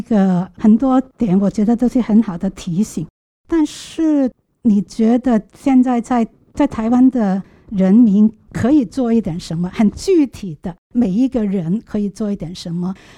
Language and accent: Chinese; Hong Kong; 我是香港人